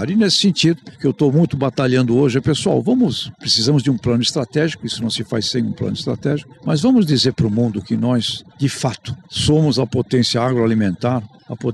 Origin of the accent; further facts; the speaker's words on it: Santos, São Paulo, Brazil; eu sou de Santos, na minha rua ali, eh, tinham negros, caiçaras, praticamente índios do litoral, com italianos, espanhóis, tchecoslovacos, uh, iugoslavos na época